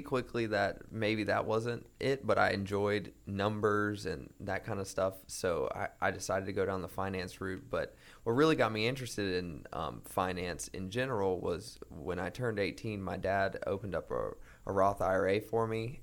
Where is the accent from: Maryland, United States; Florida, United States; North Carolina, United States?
North Carolina, United States; Greensboro; I grew up in Greensboro, North Carolina